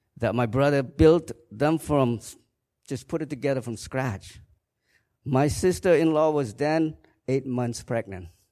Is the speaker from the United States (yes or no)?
no; Kampong Cham, Cambodia; moved away; I was born in Cambodia in nineteen sixty-four in a small village in Kampongcham province.